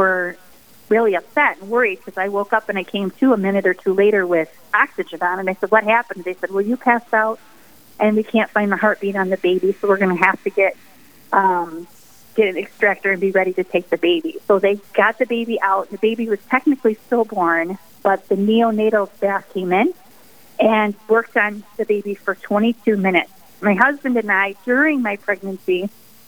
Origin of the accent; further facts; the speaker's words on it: the Thumb of Michigan, United States; moved away as an adult; now in Sioux Falls, United States; I'm originally from Michigan. I grew up in the Thumb of Michigan